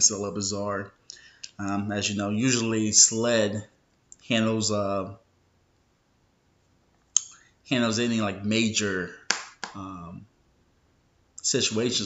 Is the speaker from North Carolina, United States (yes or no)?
no; Florence, South Carolina, United States; now in Charleston, United States; back in my hometown